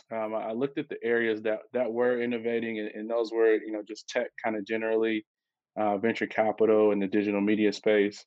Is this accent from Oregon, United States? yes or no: no; Detroit, Michigan, United States; moved away as an adult; also born or lived in Minneapolis / Atlanta / New York; now in Detroit, United States; I'm from Detroit, born and raised